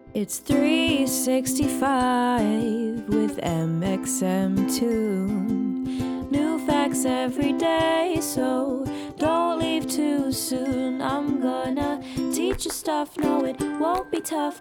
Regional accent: United States; I'm Chinese American

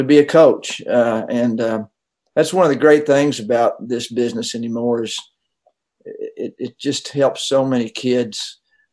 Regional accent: Knoxville, Tennessee, United States; also born or lived in Florida; I grew up in Knoxville

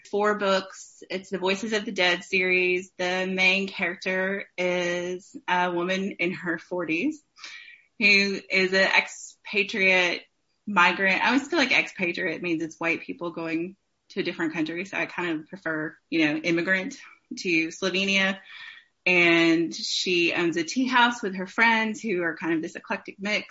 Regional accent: East Tennessee, United States; I'm from East Tennessee, so Appalachian kind of bent

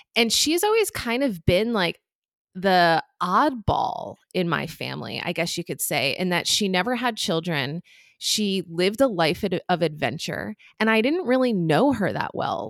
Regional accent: New Jersey, United States; moved away as an adult; also born or lived in New York City / Cincinnati; I grew up in New Jersey

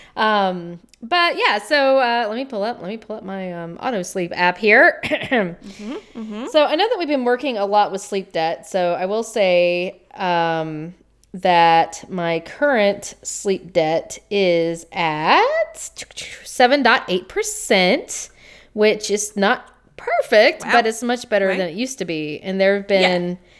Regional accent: the South, United States; accent: Southern

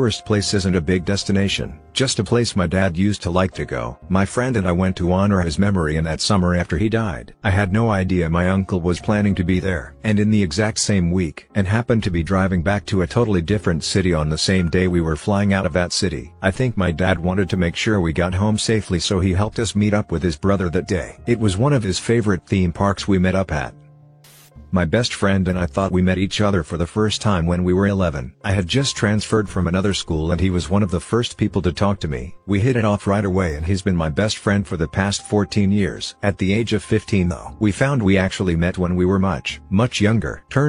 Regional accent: West Virginia, United States; I grew up in West Virginia, right on the Ohio border.

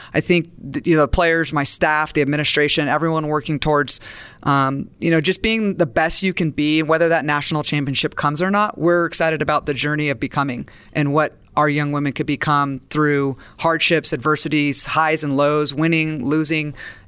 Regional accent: Santa Barbara, California, United States; And I'm a beach girl. I'm from Santa Barbara.

